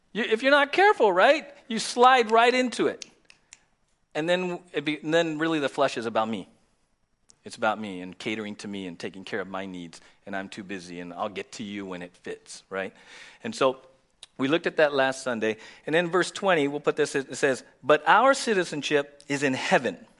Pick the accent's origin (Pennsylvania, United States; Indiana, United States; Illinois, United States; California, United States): California, United States; San Diego; We were born and raised in the States